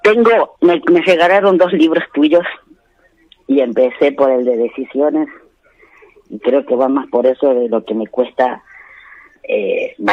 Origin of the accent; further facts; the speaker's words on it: Catamarca, Argentina; De Catamarca.